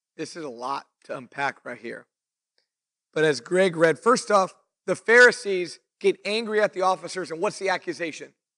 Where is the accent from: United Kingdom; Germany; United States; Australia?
United States; Fresno, California; also born or lived in Clovis, California; now in Visalia, United States; I grew up in, I was born in Fresno. Um, we lived in Clovis for a later part of my childhood. Moved to Visalia in like two thousand and one